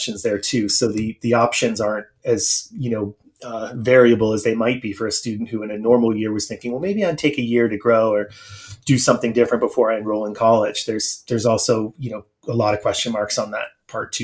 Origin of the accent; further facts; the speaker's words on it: North Conway, New Hampshire, United States; moved away; my hometown in New Hampshire.